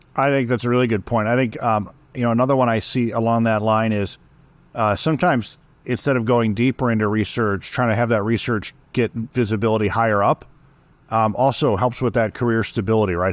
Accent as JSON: {"language": "English", "region": "Midwest", "country": "United States", "tie": "born or raised there", "said": "I grew up in the Midwest."}